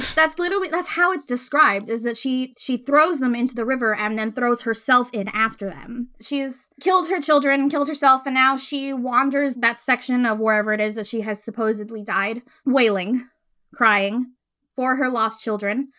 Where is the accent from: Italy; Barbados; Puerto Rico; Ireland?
Puerto Rico; moved away as an adult; so I grew up in Puerto Rico. Uh, I was born there. I lived there for eighteen years.